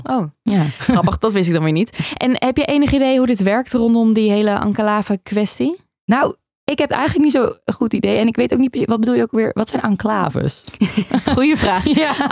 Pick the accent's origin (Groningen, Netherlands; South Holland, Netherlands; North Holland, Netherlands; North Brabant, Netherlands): North Brabant, Netherlands; ik kom ook uit Brabant